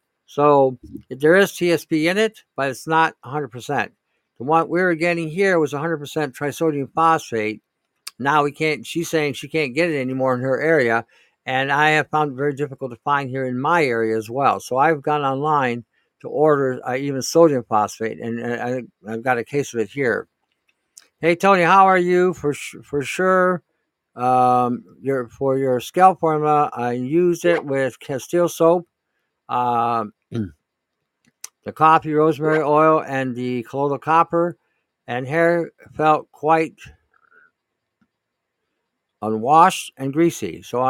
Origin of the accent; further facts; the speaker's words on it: Pickering, Ontario, Canada; now in British Columbia, Canada; I grew up in Pickering, but I live in BC for the past 20.